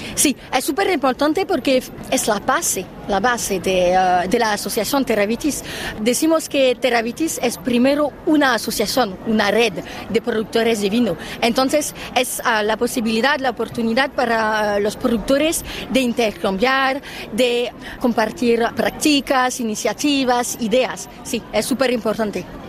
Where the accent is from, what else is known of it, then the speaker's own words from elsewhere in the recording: France; Spanish is a second language; soy una francesa